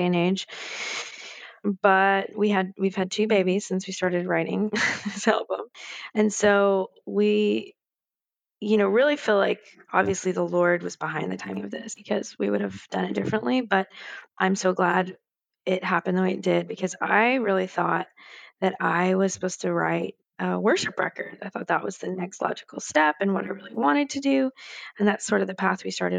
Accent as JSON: {"language": "English", "region": "New Jersey", "country": "United States", "tie": "born or raised there", "also_born_or_lived": "Manhattan, New York", "moved": "yes", "lives_now": "Nashville, United States"}